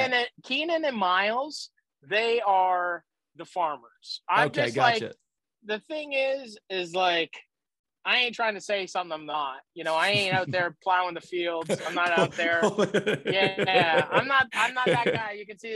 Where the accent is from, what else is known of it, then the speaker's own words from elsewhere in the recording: Nova Scotia, Canada; also born or lived in New Brunswick / Prince Edward Island; I was born in St. John, New Brunswick. Then we lived all over Nova Scotia. I lived in New Brunswick. I lived in PEI. I lived in Nova Scotia, all over in three provinces.